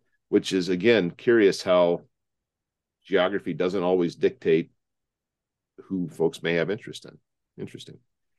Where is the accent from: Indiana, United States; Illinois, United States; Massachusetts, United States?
Indiana, United States; also born or lived in Ann Arbor, Michigan; now in Detroit, United States; I'm a kid from Indiana originally